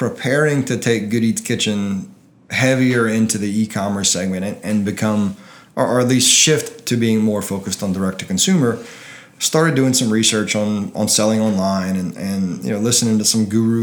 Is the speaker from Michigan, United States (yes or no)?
no; Delcambre, Louisiana, United States; I'm from Delcom.